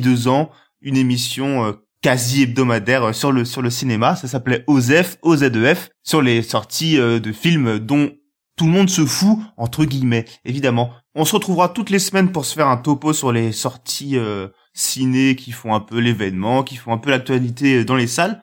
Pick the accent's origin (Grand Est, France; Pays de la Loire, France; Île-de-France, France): Pays de la Loire, France; Nantes; je suis un petit peu la caution euh, province de l'émission, je viens de Nantes